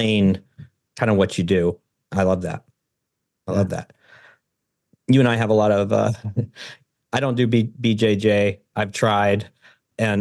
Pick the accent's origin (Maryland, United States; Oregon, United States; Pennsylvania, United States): Oregon, United States; I'm from Oregon and it's old growth forest.